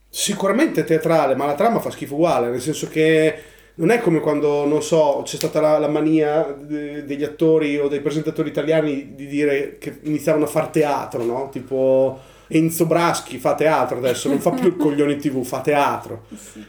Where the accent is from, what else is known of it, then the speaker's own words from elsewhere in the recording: Ravenna, Emilia-Romagna, Italy; Noi siamo, noi siamo di Ravenna